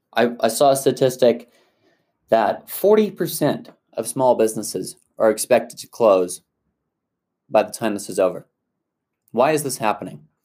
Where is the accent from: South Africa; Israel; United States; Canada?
South Africa; moved away; I grew up in South Africa